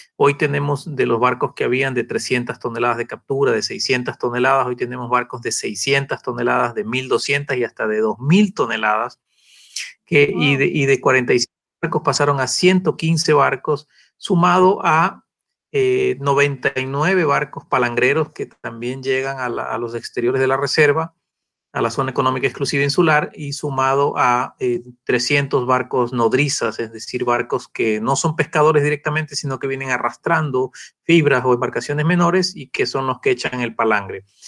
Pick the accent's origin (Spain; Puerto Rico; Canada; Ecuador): Ecuador; Galápagos; los que nacimos acá en Galápagos